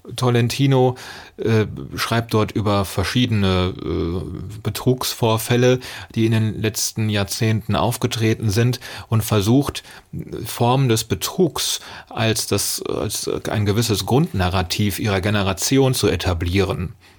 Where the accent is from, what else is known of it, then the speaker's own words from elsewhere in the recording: Germany; als äh, Deutscher